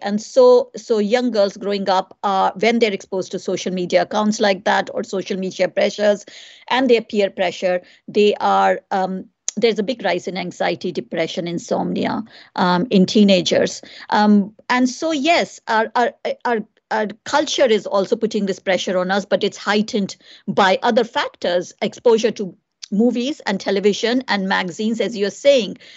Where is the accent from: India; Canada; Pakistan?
India; also born or lived in United Kingdom; now in Ireland; growing up in India. I grew up there